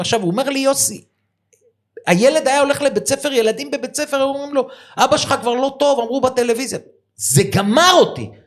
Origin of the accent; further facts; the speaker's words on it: Givatayim, Tel Aviv District, Israel; אנחנו גדלנו יחד בגבעתיים